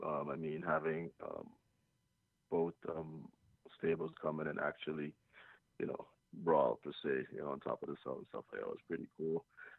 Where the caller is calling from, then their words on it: Long Island, New York, United States; I'm calling from Long Island, New York.